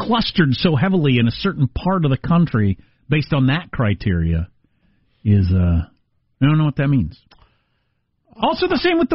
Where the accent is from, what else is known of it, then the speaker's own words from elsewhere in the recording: South Dakota, United States; I'm from South Dakota